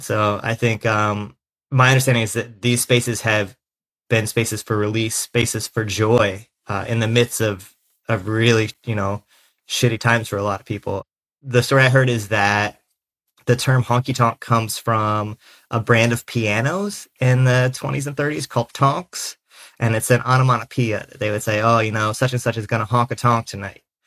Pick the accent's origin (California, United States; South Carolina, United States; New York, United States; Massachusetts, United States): South Carolina, United States; now in Philadelphia, United States; I'm a sixth-generation Carolinian